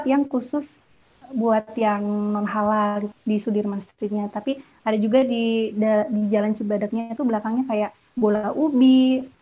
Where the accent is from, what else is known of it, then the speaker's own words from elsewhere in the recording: Bogor, West Java, Indonesia; born there; karena kan aku juga lahirnya di Bogor kan